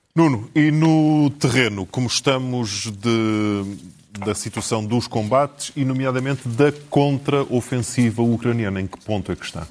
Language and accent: Portuguese; the North, Northern Portugal, Portugal; Eu e tu somos do Norte